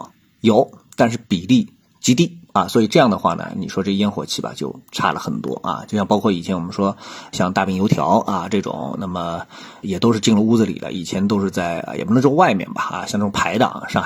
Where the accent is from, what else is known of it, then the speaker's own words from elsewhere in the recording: Shanghai, China; 那么大家都知道我是上海人啊，我一直在上海。